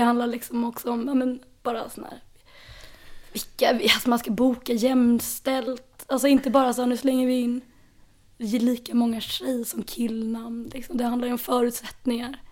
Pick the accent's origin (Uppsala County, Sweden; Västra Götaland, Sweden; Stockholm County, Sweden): Stockholm County, Sweden; Stockholm; jag är ju också född här på Södermalm